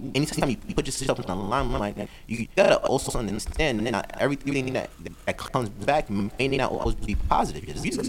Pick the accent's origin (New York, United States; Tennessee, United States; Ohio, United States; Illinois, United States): New York, United States; New York City; I'm from New York.